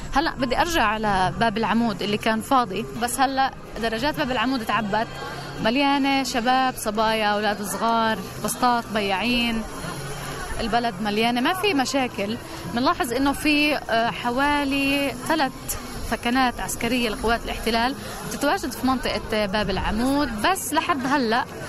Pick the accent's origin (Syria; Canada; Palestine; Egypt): Palestine; Ramallah; رام الله